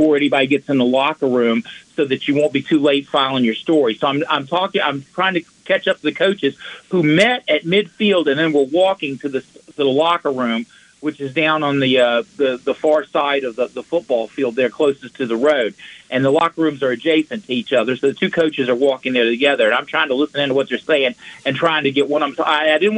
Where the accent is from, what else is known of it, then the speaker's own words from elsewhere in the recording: Salem, Virginia, United States; I was from Salem